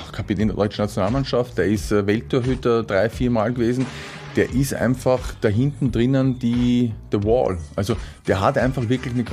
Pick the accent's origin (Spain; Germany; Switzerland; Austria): Austria; trotzdem bin ich Österreicher und äh, ich bin Patriot und deswegen drücke ich einfach Salzburg die Daumen.